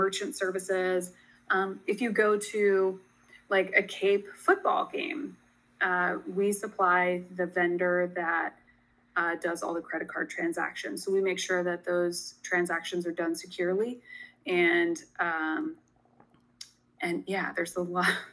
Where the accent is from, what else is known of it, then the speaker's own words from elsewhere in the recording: Sussex County, Delaware, United States; I grew up in Sussex County. I graduated from Indian River High School